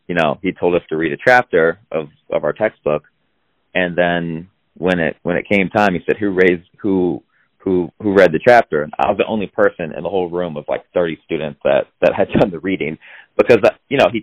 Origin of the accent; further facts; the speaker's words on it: Iowa, United States; I grew up in Iowa, kind of with cornfields in my backyard